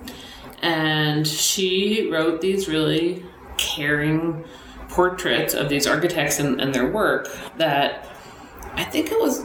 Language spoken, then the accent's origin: English; Boston, Massachusetts, United States; moved away as an adult; now in Los Angeles, United States; where I grew up in Boston, like every new building was covered in brick